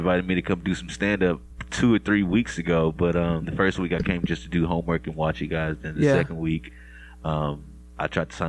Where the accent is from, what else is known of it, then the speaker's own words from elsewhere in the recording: Jamaica; I'm Jamaican as well